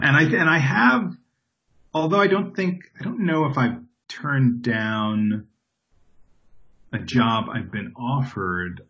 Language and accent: English; Long Island, New York, United States; moved away as an adult; also born or lived in Brooklyn, New York / Upper Manhattan, New York; now in Los Angeles, United States; I grew up in New York, born in Brooklyn, grew up on Long Island, and lived in Upper Manhattan before I moved to L.A.